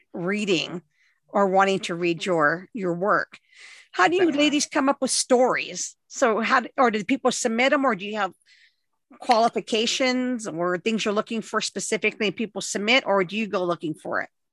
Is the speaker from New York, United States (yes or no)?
no; Southern California, United States; growing up in Southern California